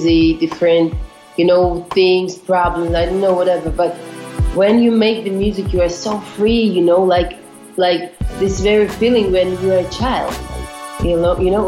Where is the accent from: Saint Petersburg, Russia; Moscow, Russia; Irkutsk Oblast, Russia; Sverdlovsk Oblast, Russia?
Sverdlovsk Oblast, Russia; Yekaterinburg; I'm from Russia, from Ekaterinburg